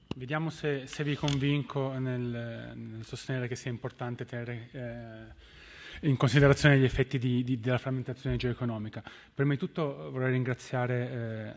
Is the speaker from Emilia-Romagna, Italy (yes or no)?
no; Turin, Piedmont, Italy; moved away; Da, da torinese